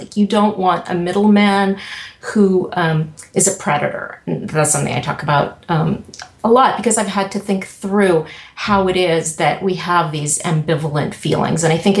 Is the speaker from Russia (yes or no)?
yes; Russia; But Yeah, I mean, I think more so than growing up in the Soviet Union, but just knowing that, gosh, you can do something that is interesting to you